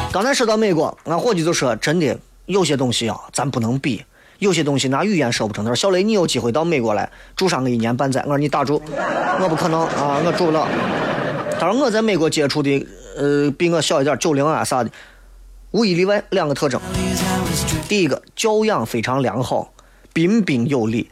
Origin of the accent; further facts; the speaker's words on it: China; 我们中国人说的人脉